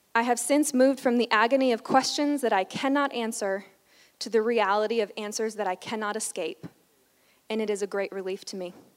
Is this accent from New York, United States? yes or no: yes; New York, United States; I grew up in New York going to a church